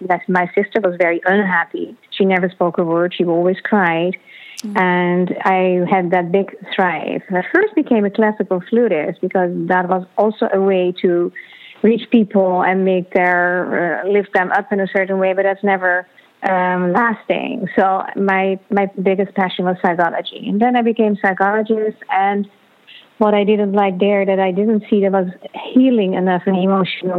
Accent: Netherlands; moved away; I am originally from the Netherlands

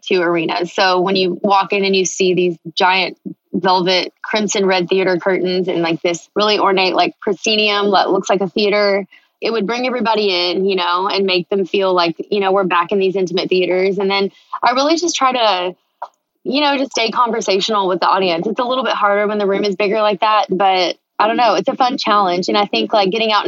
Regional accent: Texas, United States; I grew up in Texas. What comes out of my mouth always leans country

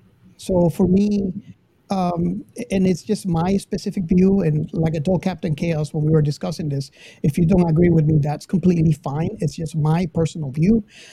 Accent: Miami, Florida, United States; I grew up in Miami, so I would go to all the Star Trek conventions

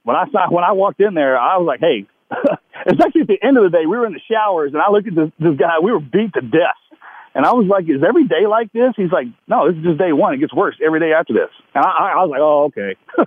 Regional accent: the South, United States; accent: Southern; And then he turned around and made some slight comment just straight back to me about my Southern accent.

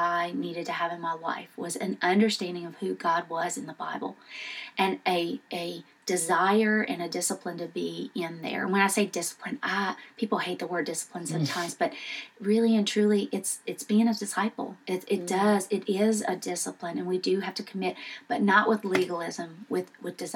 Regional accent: Southern Louisiana, United States; moved away as an adult; also born or lived in Houston, Texas; now in Memphis, United States; I was born in Southern Louisiana. I went to LSU, moved to Houston out of college to take a job

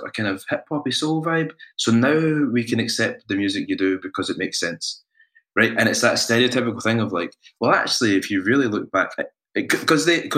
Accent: Scotland, United Kingdom; we're not Kenyan, we're not Nigerian, we're Scottish

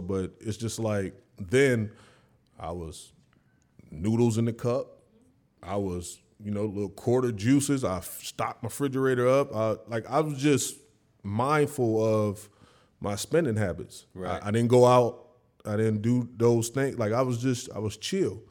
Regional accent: the South, United States; I was from the South

